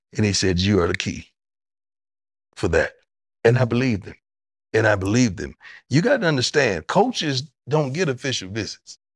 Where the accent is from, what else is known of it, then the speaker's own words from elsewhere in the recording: Florida, United States; moved away as an adult; now in Texas, United States; I grew up in Florida and live in Texas